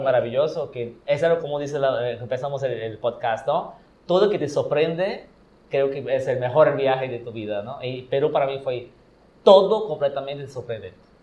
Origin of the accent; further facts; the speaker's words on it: Brazil; Spanish is a second language; moved away as an adult; also born or lived in Yucatán, Mexico; now in Mexico; mi pueblo, que es donde yo crecí. No nací ahí, porque nací en una ciudad cerca, pero toda mi vida y mi familia y mis papás son de allá